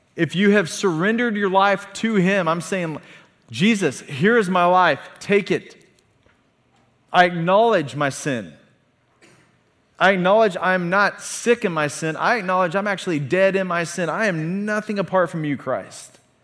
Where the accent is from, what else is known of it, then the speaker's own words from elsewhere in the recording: a town 45 minutes north of Tulsa, Oklahoma, United States; we drove forty-five minutes south of my hometown to Tulsa, Oklahoma